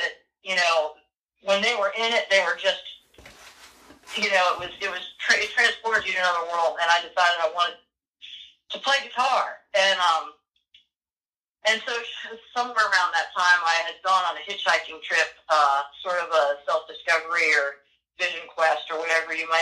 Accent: Ohio, United States; moved away; I grew up in Ohio, and we went to see the Cleveland Symphony

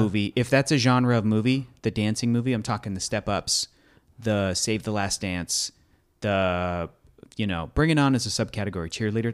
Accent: United States; as an American.

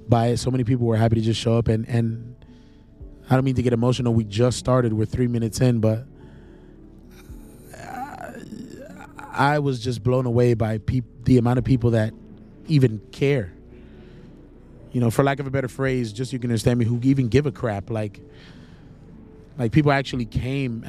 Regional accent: Charlotte, North Carolina, United States; also born or lived in New York City; I'm in Charlotte, North Carolina, my hometown where I grew up, where I spent the majority of my life.

